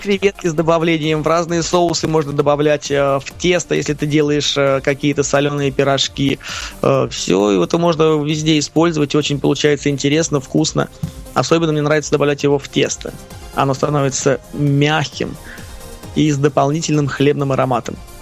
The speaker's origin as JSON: {"language": "Russian", "country": "Russia", "said": "Я из России"}